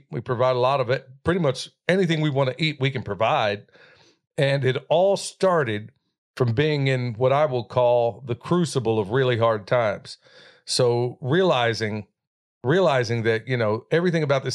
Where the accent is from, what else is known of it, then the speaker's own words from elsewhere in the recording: Oklahoma, United States; moved away; where I grew up in Oklahoma